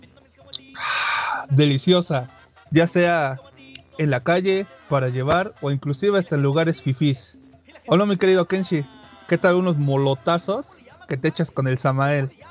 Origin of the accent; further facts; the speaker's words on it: Puebla, Mexico; nosotros tres somos de Puebla